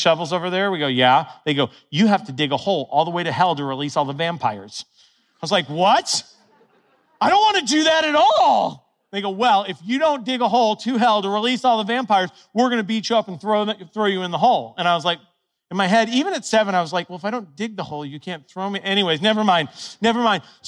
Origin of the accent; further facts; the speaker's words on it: Ohio, United States; When I was a little kid, I grew up in Ohio